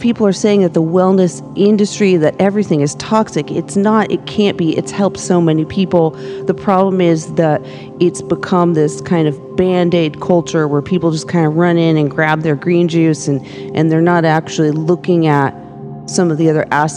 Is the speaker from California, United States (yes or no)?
yes; Los Angeles, California, United States; I was growing up in Hollywood